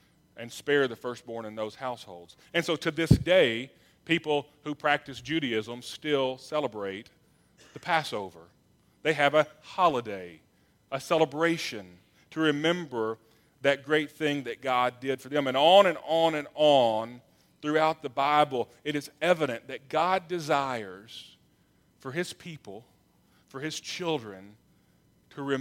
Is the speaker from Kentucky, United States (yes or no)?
yes; Louisville, Kentucky, United States; I'm from Louisville